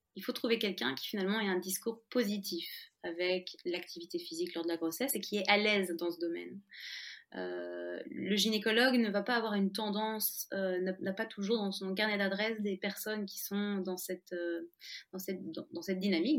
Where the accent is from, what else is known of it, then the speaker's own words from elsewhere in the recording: France; now in Belgium; je suis française, mais je vis en Belgique